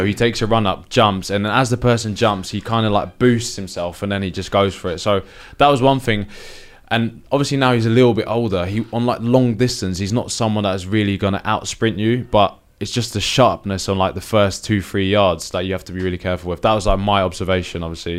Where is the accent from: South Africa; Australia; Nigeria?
Nigeria; they just knew me as like being in Italy as a Nigerian defender.